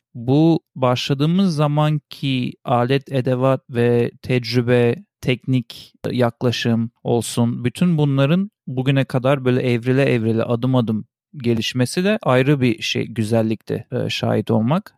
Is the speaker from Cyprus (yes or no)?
no; Switzerland; moved away; also born or lived in Turkey; küçüklüğümden beri ben biliyorsun İsviçre'de doğup büyüdüm. Orada Almanca öğrendim.